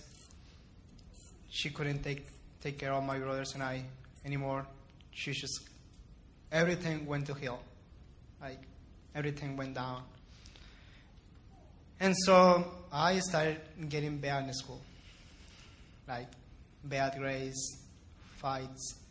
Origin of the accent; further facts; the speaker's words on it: Ciudad Juárez, Chihuahua, Mexico; moved away; also born or lived in El Paso, Texas, United States; I was born in El Paso, but after that, my family and I moved to Juarez, and I lived there my entire life. I grew up there